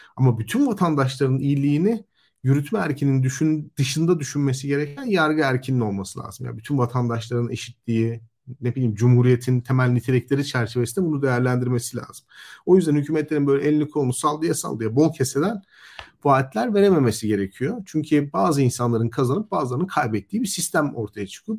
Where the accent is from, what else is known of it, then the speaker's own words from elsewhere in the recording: Elazığ, Elazığ Province, Turkey; moved away; ben mesela Elazığ'da doğdum, büyüdüm.